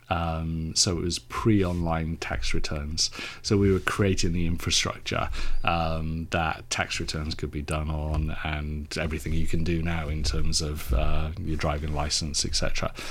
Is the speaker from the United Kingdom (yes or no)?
yes; Cardiff, Wales, United Kingdom; now in Suffolk, United Kingdom; So I was born in Cardiff in South Wales.